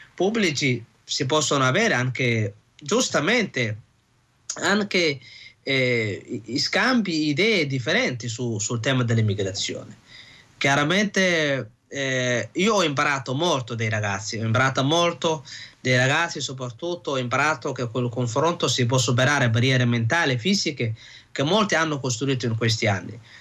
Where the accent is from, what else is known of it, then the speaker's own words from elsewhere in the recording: Somalia; now in Italy; rivedere i posti dove sono cresciuta, la mia infanzia